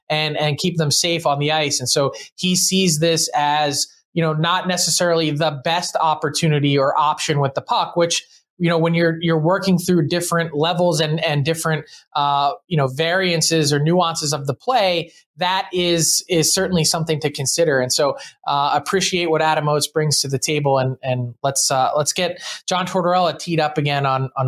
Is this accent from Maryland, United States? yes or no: no; Philadelphia, Pennsylvania, United States